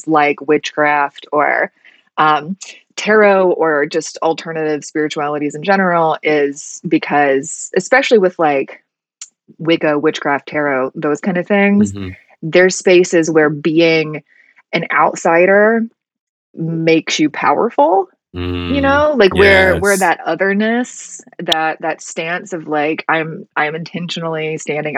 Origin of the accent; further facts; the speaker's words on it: Alabama, United States; I grew up in Alabama